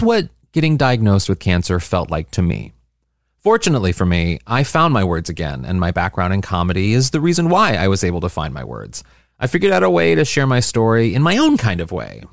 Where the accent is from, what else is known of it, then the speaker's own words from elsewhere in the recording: Midwest, United States; I'm a Midwesterner